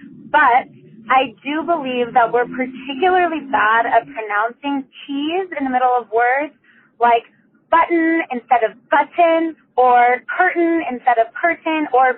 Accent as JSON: {"language": "English", "town": "Denver", "region": "Colorado", "country": "United States", "tie": "born or raised there", "said": "I grew up in Park Hill and I live in City Park West."}